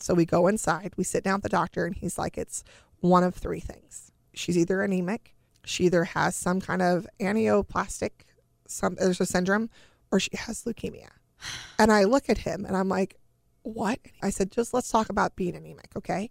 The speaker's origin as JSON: {"language": "English", "region": "California", "country": "United States", "said": "We're from California. It's not humid here"}